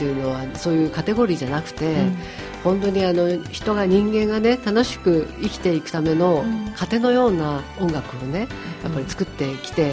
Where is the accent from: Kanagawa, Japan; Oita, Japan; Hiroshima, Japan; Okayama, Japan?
Kanagawa, Japan; Fujisawa; あの藤沢はね本当に自然大自然いっぱいありました